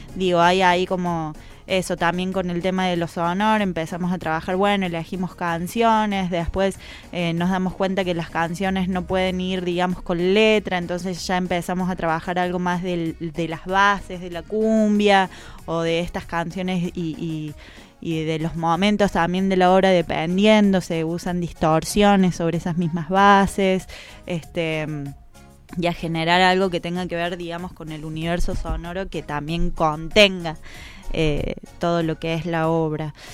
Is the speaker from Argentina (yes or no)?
yes; Córdoba, Argentina; now in Buenos Aires, Argentina; yo vengo de Córdoba y en Córdoba hay una tradición sobre la creación colectiva mucho más fuerte